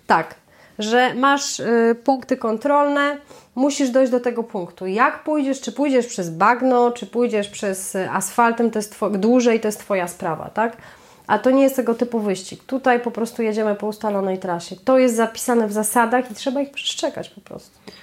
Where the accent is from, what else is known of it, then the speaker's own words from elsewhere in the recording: Masovian Voivodeship, Poland; z Mazowszem, tak? To, jest moje, to są moje rodzinne strony.